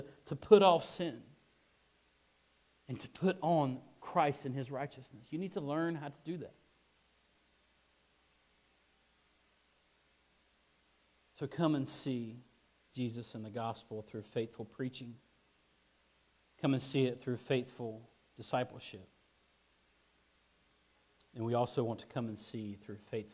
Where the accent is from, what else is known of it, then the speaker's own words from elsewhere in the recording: Kinston, North Carolina, United States; moved away; I'm from Kinston